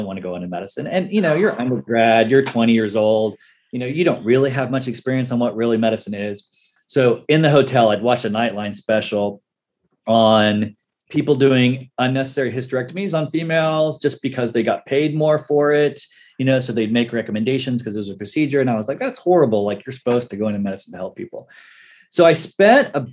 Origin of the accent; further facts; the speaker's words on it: Tulsa, Oklahoma, United States; moved away as an adult; also born or lived in Pittsburgh, Pennsylvania; I grew up around Tulsa.